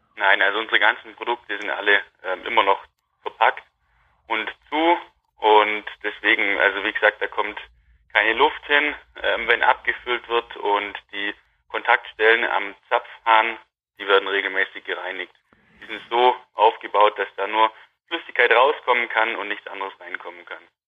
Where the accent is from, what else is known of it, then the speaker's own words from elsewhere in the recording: Wangen im Allgäu, Baden-Württemberg, Germany; also born or lived in Nürtingen / Hohenheim / Waldburg; ich komme aus der Nähe von Wangen im Allgäu, bin da auf dem Milchviehbetrieb von meinen Eltern aufgewachsen